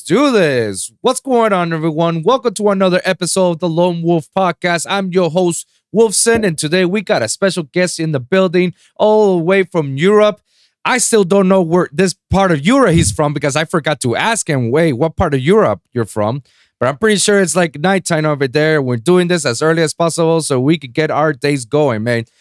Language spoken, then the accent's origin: English; Puerto Rico; first language Spanish; English is a second language; I'm from Puerto Rico, so, you know, I have a small island